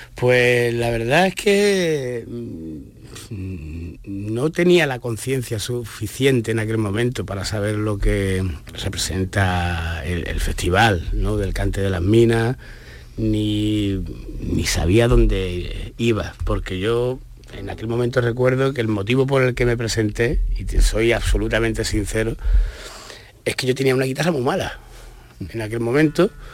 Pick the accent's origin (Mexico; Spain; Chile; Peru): Spain; Estepona, Andalusia; allí de Estepona, de mi pueblo